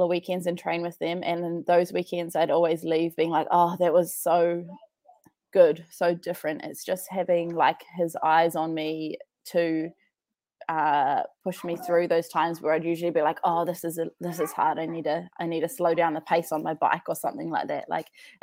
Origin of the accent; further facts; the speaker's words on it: New Zealand; also born or lived in Wellington, New Zealand / Dunedin, New Zealand; I am from New Zealand